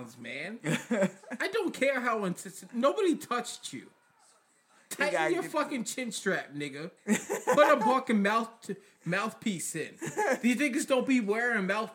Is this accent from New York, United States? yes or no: yes; New York, United States; I'm a New Yorker.